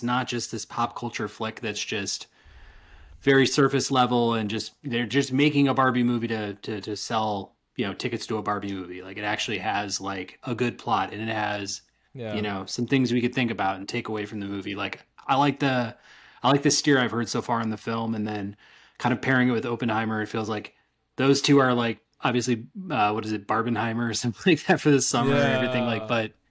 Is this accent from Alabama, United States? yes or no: no; around Chicago, Illinois, United States; moved away; my hometown around Chicago